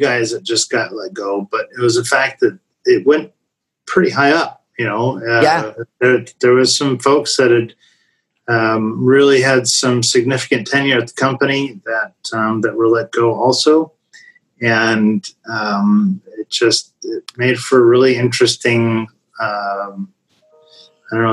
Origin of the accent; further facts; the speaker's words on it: Oregon, United States; now in Texas, United States; But I'm from Oregon and live in Texas